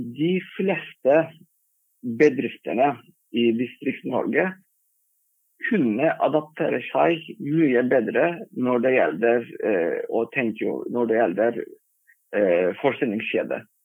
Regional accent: Turkey; Norwegian is a second language; moved away as an adult; now in Norway; Jeg kom fra Tyrkia

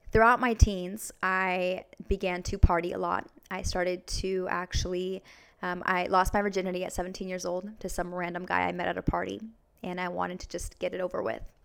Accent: Vancouver, Washington, United States; I'm from Vancouver, Washington

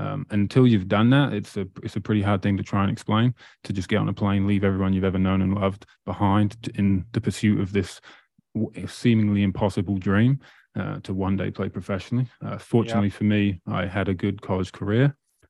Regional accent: Great Yarmouth, East of England, United Kingdom; now in Nova Scotia, Canada; Not quite. I'm actually from Great Yarmouth in England, but I live in Nova Scotia right now.

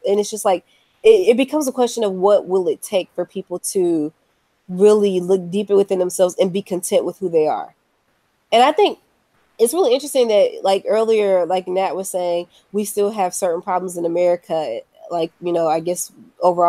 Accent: United States; being an American citizen in 2018.

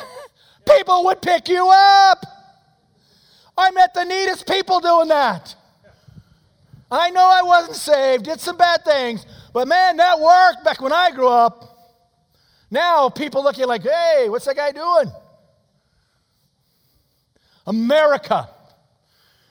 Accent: United States; I'm an American

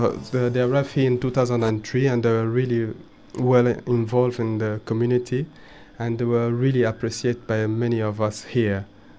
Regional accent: DR Congo; moved away as an adult; I'm still worried about the people from our home country. People do not realize what happened in Congo.

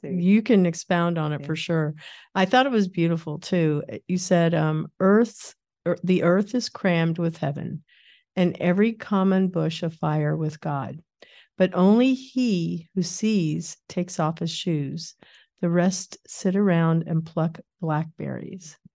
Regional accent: Kansas, United States; moved away; When I was a kid, I grew up in Kansas

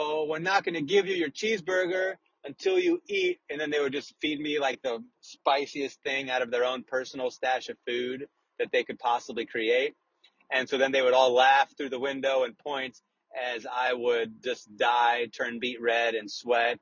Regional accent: Des Moines, Iowa, United States; I'm from Des Moines

